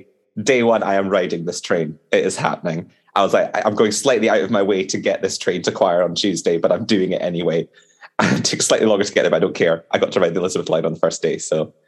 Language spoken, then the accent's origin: English; Edinburgh, Scotland, United Kingdom; also born or lived in East London; now in London, United Kingdom; I'm from Edinburgh originally, up in Scotland.